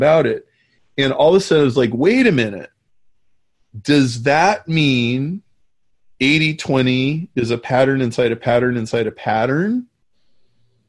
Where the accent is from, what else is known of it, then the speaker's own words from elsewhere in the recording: Nebraska, United States; I grew up in Nebraska